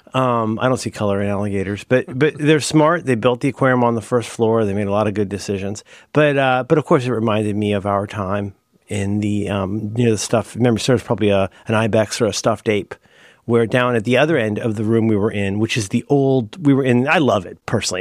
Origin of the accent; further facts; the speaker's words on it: Ohio, United States; I'm from Ohio